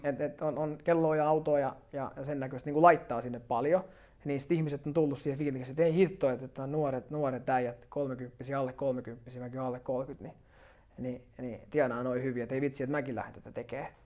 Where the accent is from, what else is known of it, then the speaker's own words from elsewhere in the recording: Turku, Southwest Finland, Finland; moved away; mä oon Turusta alun perin kotoisin